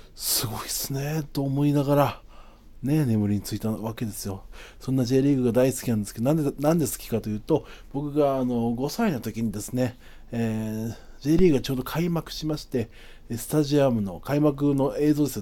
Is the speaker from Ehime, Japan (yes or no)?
no; Okinawa, Japan; now in Tokyo, Japan; 沖縄出身